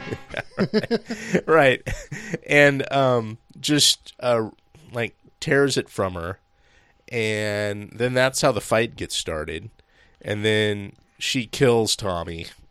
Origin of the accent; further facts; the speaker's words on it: Seattle, Washington, United States; we grew up in Seattle and, or Seattle area